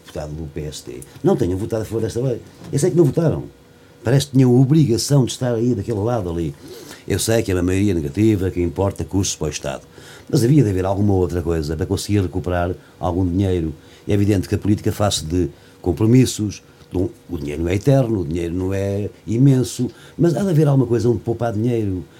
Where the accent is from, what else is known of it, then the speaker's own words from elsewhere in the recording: Castanheira, Centro, Portugal; da minha aldeia, Castanheira e de outras zonas aqui da Guarda